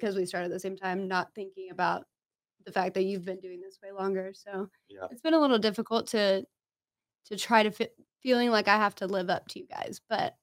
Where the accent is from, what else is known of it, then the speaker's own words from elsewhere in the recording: Fernandina Beach, Florida, United States; we grew up together in Fernandina